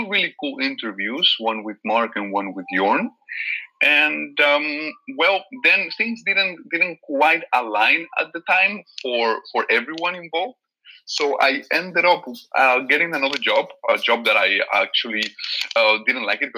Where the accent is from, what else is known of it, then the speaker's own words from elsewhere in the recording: Valencia, Valencian Community, Spain; first language Catalan; English is a second language; now in Netherlands; I'm from Valencia, and in Valencia we also speak Catalan